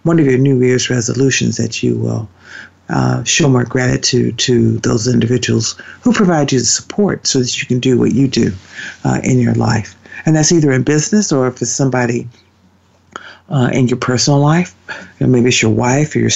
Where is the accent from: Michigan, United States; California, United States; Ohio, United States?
Ohio, United States; where I grew up in Ohio